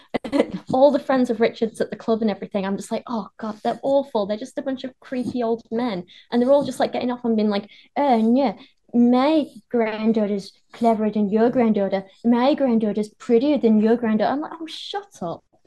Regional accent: Penistone, Yorkshire and the Humber, United Kingdom; Barnsley is near where I grew up. I grew up in Penistone

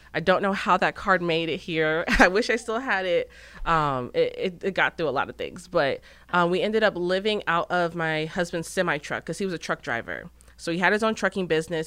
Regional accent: Gilbert, Arizona, United States; moved away as an adult; now in Texas, United States; I'm originally from Gilbert, Arizona

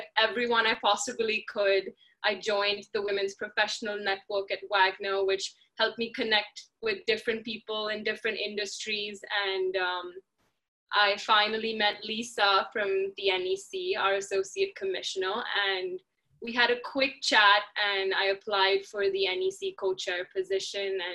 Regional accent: India; moved away as an adult; also born or lived in United States; I come from India where college athletics is not a thing

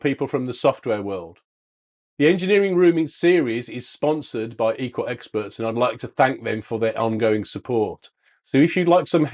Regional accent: England, United Kingdom; as we English would say

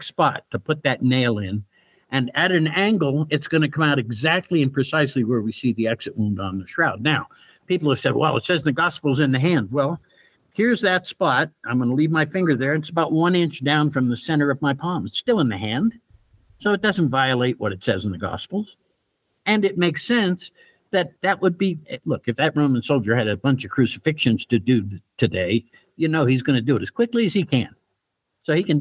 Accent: Pittsburgh, Pennsylvania, United States; moved away; going back to a high school reunion in Pittsburgh, my hometown

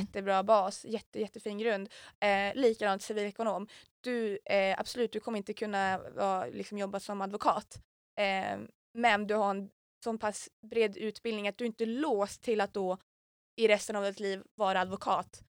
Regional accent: Umeå, Västerbotten County, Sweden; jag är Umebo

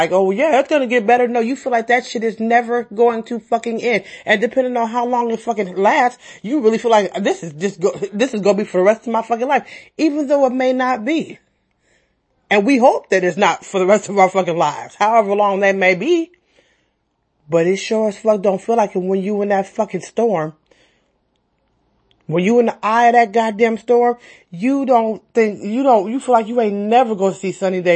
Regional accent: San Francisco, California, United States; I'm from San Francisco, born and raised.

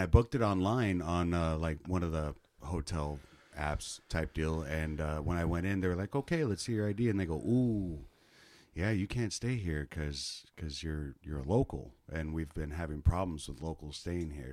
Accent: Kansas City, United States; moved away; Where I'm from, Kansas City

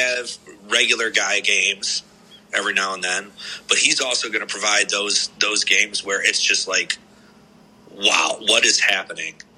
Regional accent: Cleveland, Ohio, United States; I'm from Cleveland, Ohio

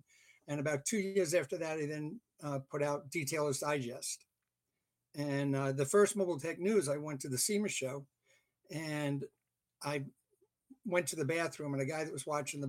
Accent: England, United Kingdom; also born or lived in Canada; now in United States; I basically am originally from England. Although I was born in Canada, my parents were British subjects.

